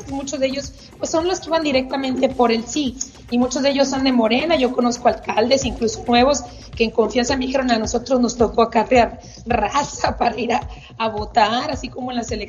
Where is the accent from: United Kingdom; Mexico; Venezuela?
Mexico; quiero resaltar dos cosas que nos deben quedar como reflexión como mexicanos.